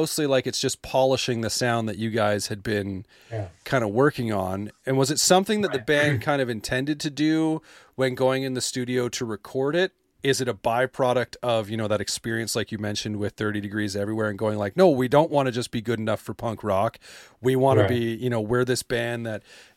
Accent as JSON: {"language": "English", "area": "just outside Calgary", "region": "Alberta", "country": "Canada", "tie": "born or raised there", "said": "I grew up just outside Calgary."}